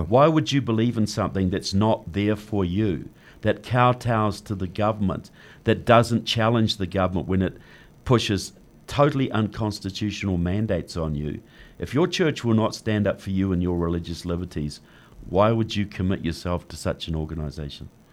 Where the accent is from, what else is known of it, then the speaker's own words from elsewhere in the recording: New Zealand; moved away as an adult; now in United States; I'm from New Zealand.